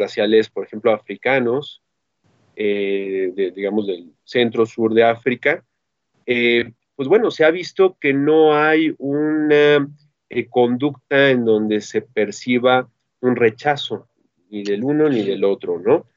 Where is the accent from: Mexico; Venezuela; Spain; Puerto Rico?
Mexico; de los mexicanos